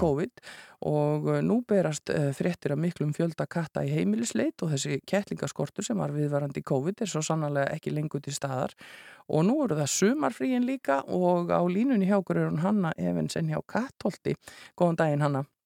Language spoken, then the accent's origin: Icelandic; Iceland; við Íslendingar